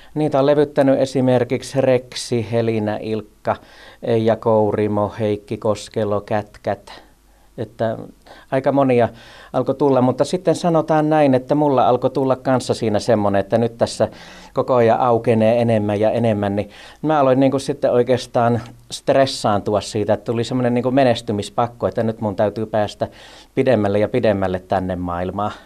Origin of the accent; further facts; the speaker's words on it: Laukaa, Central Finland, Finland; kun me muutettiin tuolta Lankamaalta tuonne Laukaaseen isoon kouluun